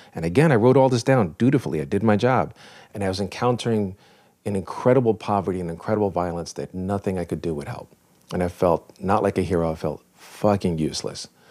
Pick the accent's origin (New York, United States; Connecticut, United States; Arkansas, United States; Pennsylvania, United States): New York, United States; I was born in New York